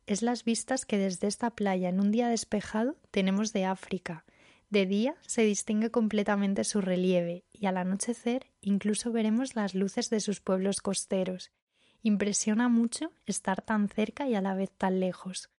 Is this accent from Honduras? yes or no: no; Barbate, Andalusia, Spain; soy de un pueblo de Cádiz, de Barbate